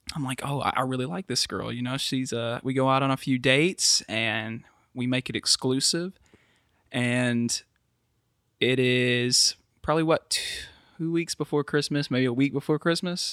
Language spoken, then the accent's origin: English; Milan, Tennessee, United States; I grew up in Milan, Tennessee, which is about thirty minutes from Jackson